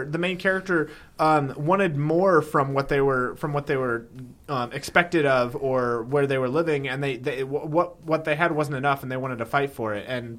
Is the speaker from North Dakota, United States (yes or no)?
no; California, United States; born there; I was born in California and I have family in California, so I can go – I go all the time, humble brag.